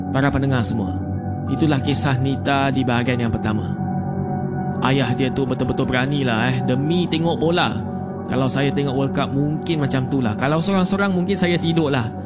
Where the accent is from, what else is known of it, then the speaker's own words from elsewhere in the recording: Muar, Johor, Malaysia; Saya berasal di Muar, Johor